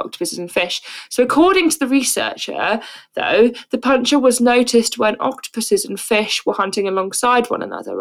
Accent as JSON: {"language": "English", "town": "Brighton", "region": "South East England", "country": "United Kingdom", "said": "I'm actually from Brighton"}